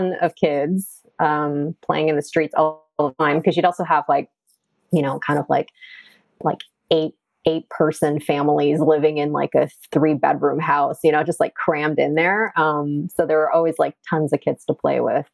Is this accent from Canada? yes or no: yes; Toronto, Ontario, Canada; now in New York, United States; I grew up in a suburb of Toronto called Rexdale, Ontario